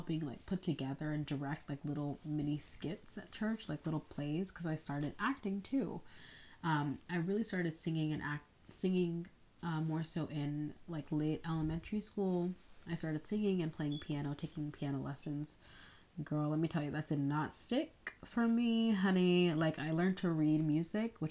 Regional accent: North Carolina, United States; I grew up in North Carolina, but I'm the daughter of Nigerian immigrants

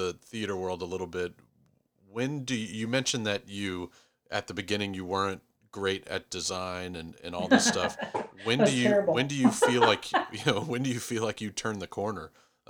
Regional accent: Texas, United States; as a Texan

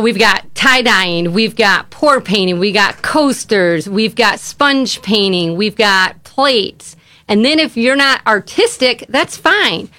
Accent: Grand Rapids, Michigan, United States; moved away as an adult; now in Waupaca, United States; We're actually originally from Grand Rapids, Michigan

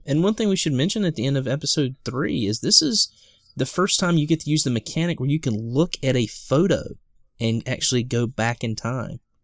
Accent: the South, United States; I'm a guy from the South

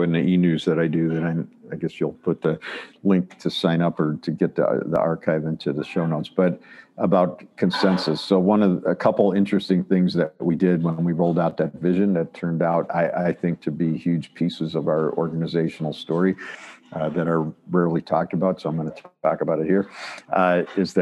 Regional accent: Chicago, Illinois, United States; moved away as an adult; now in Ann Arbor, United States; I grew up in Chicago, came to Ann Arbor to go to U of M, University of Michigan

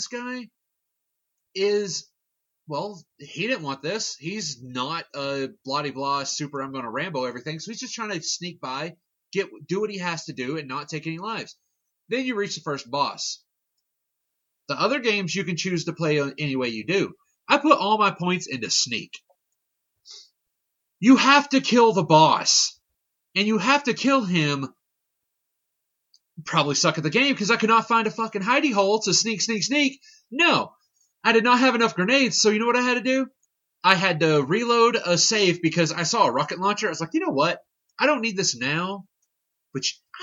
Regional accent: Southern Kentucky, United States; we're from Southern Kentucky

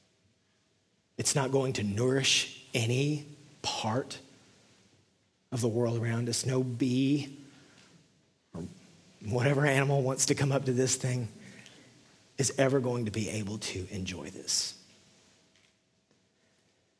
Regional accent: West Texas, United States; now in Nashville, United States; I'm from West Texas, which is essentially the desert

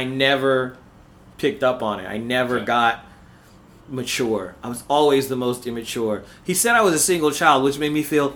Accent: Paramount, California, United States; also born or lived in Harbor City, Los Angeles, California; I grew up in Paramount. It's a small city

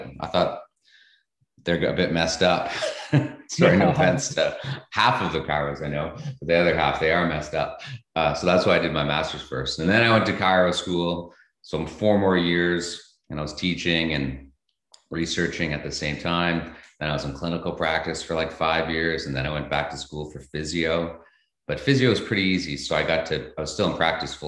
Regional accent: Thunder Bay, Ontario, Canada; I grew up in Thunder Bay

